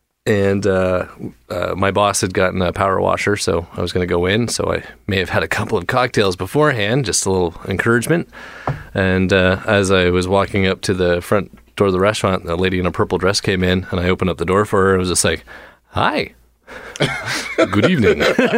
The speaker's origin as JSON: {"language": "English", "town": "Newmarket", "region": "Ontario", "country": "Canada", "said": "I'm from a small town north of Toronto called Newmarket, Ontario, Canada."}